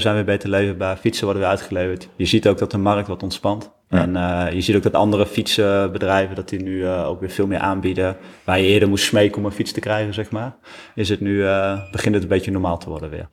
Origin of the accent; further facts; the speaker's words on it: Deventer, Overijssel, Netherlands; we komen zelf uit Deventer